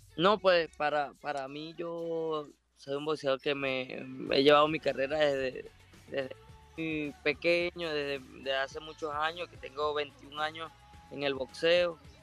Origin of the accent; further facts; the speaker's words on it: Ciudad Bolívar, Bolívar, Venezuela; moved away; also born or lived in New Jersey; Ciudad Bolívar y pues es mi tierra natal, Bolívar